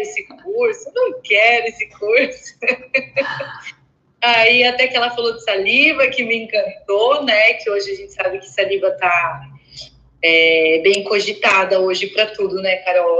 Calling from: Vinhedo, São Paulo, Brazil; eu falo de Vinhedo, interior de São Paulo, perto de Campinas

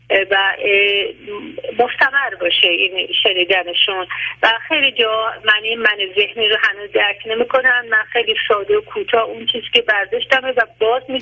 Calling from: Tehran, Tehran Province, Iran; من از تهران هستم

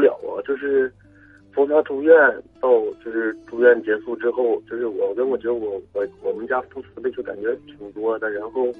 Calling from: Changchun, Jilin, China; 哎，喂，你好，我其实我是长春的听众，也是就是一个你的忠实的老听众了。

